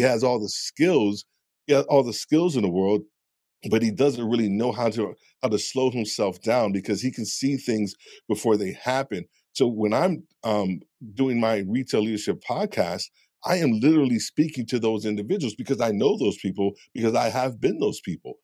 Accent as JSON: {"language": "English", "region": "New York", "country": "United States", "said": "I'm being from New York"}